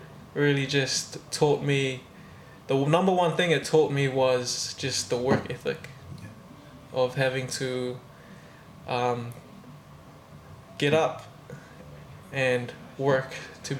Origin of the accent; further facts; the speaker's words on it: Tonga; moved away as an adult; also born or lived in Australia; now in New Zealand; Raised in Tonga my whole life.